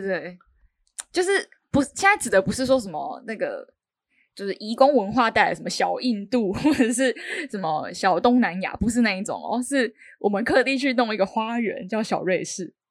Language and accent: Chinese; Kaohsiung, Taiwan; now in Taipei, Taiwan; 我是一个高雄人